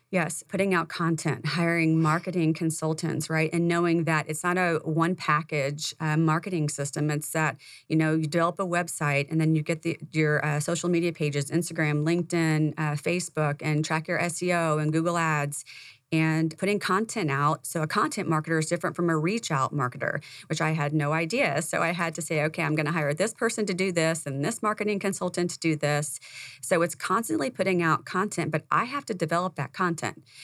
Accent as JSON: {"language": "English", "region": "Indiana", "country": "United States", "tie": "born or raised there", "moved": "yes", "said": "I came from Indiana, that's where I was born and raised"}